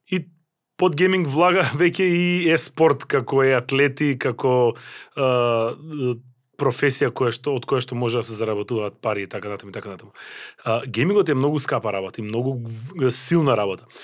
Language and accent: Macedonian; North Macedonia